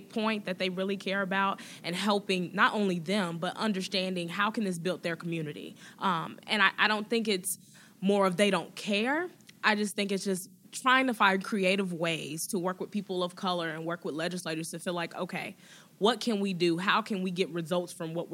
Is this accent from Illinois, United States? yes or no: yes; Chicago, Illinois, United States; I grew up in Beverly, south side of Chicago